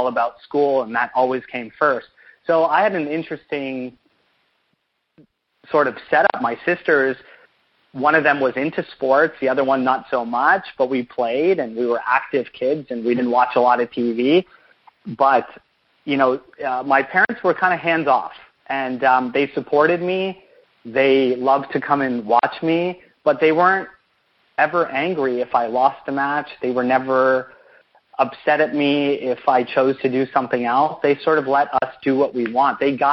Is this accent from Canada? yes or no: yes; Canada; growing up in Canada, ice hockey was sort of the first thing that you're going to get accustomed to.